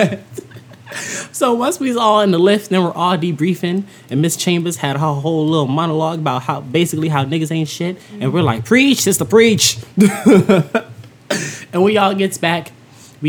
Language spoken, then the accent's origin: English; Philadelphia, Pennsylvania, United States; I'm from Philly